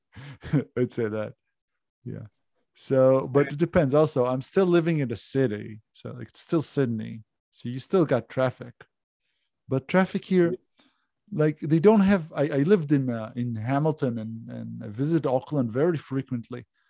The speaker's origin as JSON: {"language": "English", "country": "Israel", "accent": "Israeli", "second_language": "English", "moved": "yes", "lives_now": "Australia"}